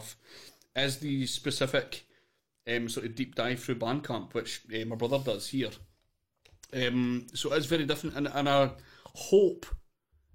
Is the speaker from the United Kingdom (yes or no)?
yes; Scotland, United Kingdom; we are from Scotland